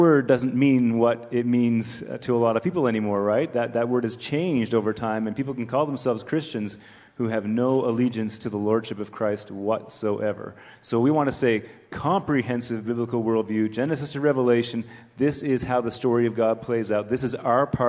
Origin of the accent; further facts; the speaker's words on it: Canada; I'm a Canadian